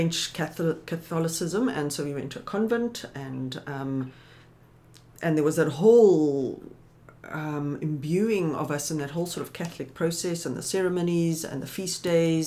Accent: South Africa; also born or lived in Johannesburg, South Africa; now in Somerset West, South Africa; being South African

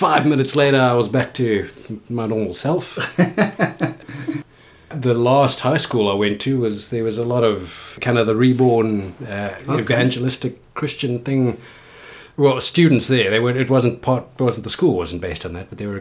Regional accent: Helderberg, Western Cape, South Africa; first language English; also born or lived in Houghton, Johannesburg; Not born, but bred, yeah. We moved back here. This is where my family's from.

